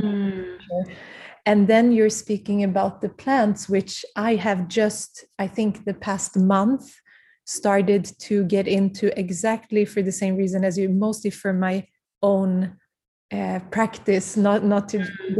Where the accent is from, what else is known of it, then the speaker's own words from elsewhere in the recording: Prague, Czechia; I was born in Prague because my parents had to leave very mm-hmm. early age from Kurdistan